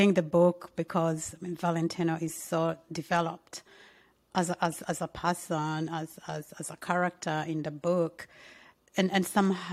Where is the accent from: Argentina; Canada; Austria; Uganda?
Uganda; I'm from Uganda, so South Sudan is just our neighboring country